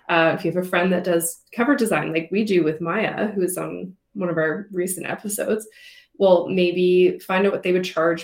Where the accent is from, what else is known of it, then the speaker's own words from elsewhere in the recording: Canada; We love being Canadian.